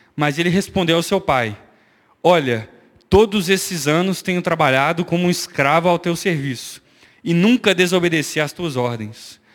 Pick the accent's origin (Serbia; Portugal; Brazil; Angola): Angola; eu sou angolano, nasci em Angola faz parte da minha identidade.